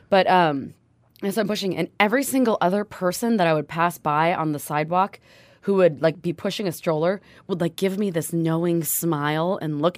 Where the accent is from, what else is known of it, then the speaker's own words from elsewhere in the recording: Bremerton, Washington, United States; moved away; I myself am a proud Bremelo, which means I hail from Bremerton, Washington